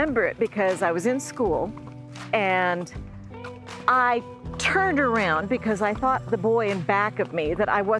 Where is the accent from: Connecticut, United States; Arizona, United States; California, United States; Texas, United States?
California, United States; I grew up in California